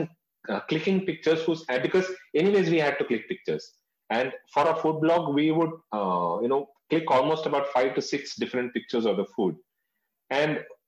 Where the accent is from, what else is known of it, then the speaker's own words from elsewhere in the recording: North India, India; I'm from South India. But I've been born and brought up in North India